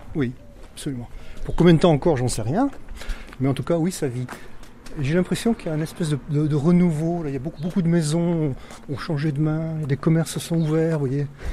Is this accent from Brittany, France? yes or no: no; Haute-Corrèze, Nouvelle-Aquitaine, France; moved away as an adult; now in Turenne, France; je suis de la Haute-Corrèze, je suis né en Haute-Corrèze